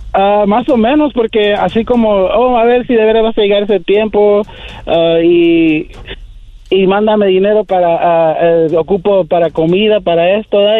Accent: Phoenix, Arizona, United States; de Phoenix, Arizona

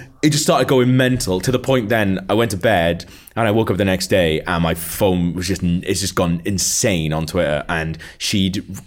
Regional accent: Wales, United Kingdom; I'm from Wales

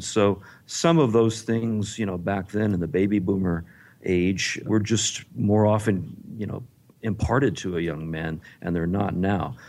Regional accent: Texas, United States; I grew up in Texas

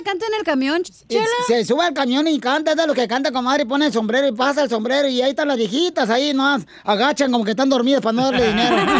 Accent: Monterrey, Nuevo León, Mexico; now in United States; yo nací en Monterrey, me hicieron un ciudadano americano

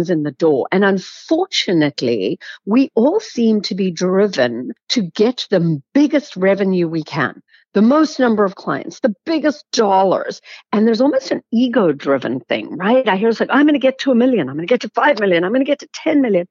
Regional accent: South Africa; I grew up in South Africa

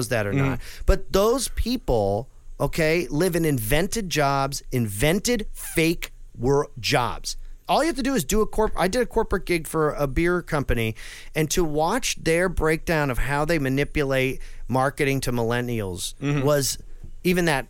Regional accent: New England, United States; growing up in New England

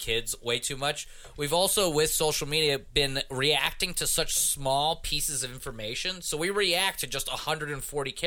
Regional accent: Pittsburgh, Pennsylvania, United States; now in Brooklyn, United States; I grew up in Pittsburgh.

